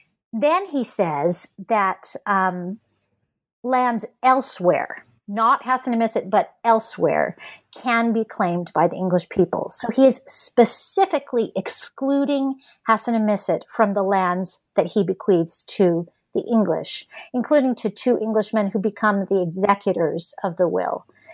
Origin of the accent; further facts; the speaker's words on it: Los Angeles, California, United States; born there; I'm a Westerner by birth. I was born in Los Angeles, and my family lives in the West